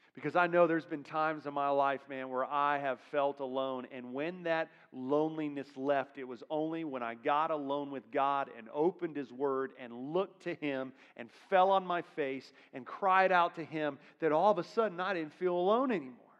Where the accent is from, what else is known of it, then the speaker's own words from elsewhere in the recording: Florida, United States; I'm from Florida